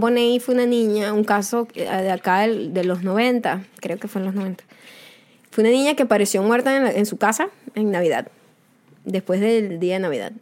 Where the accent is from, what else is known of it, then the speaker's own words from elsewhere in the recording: Venezuela; now in United States; yo soy venezolana